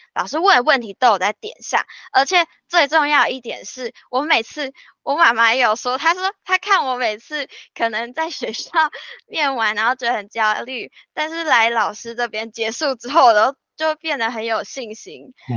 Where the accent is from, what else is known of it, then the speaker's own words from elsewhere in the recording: northern Taiwan, Taiwan; 尤其我是北部人，然后又会讲闽南语